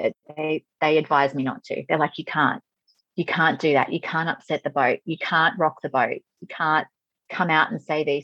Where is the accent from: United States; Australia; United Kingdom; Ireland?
Australia; being an Aussie